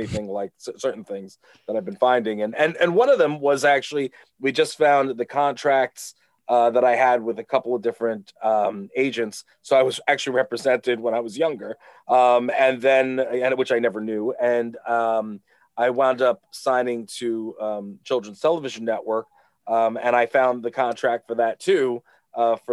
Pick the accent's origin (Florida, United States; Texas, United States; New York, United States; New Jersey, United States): New York, United States; Long Island; I am from Long Island. I grew up here.